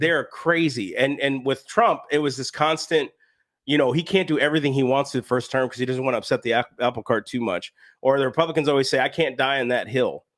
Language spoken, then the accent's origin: English; United States; I'm an American of these United States